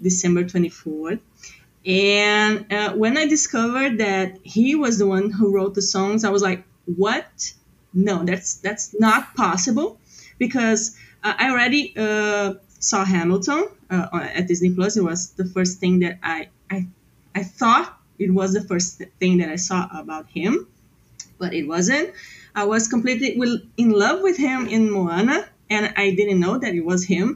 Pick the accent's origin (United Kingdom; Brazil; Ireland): Brazil; Porto Alegre, Rio Grande do Sul; English is a second language; I'm from Porto Alegre, Brazil. It's in the south.